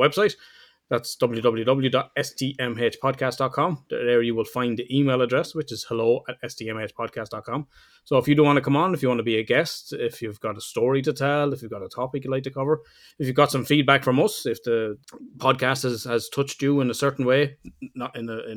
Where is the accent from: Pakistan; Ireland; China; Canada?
Ireland; I'm Irish and Southern Ireland, we say a tree